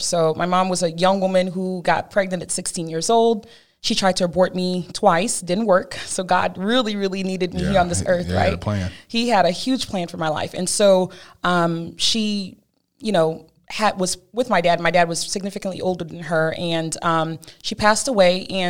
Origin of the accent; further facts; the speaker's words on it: Cameroon; Well, I'm originally from Cameroon, West Africa. I was born there to a lovely family, huge family.